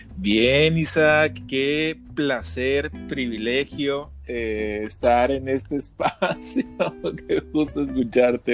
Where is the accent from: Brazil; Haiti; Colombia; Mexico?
Mexico; viajé siendo un mexicano, eh, relajado y regresé siendo un mexicano